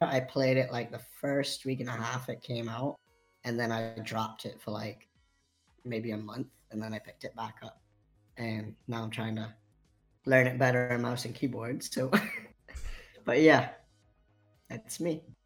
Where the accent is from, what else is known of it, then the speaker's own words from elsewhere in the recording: Central Eleuthera, Bahamas; I'm from Eleuthera.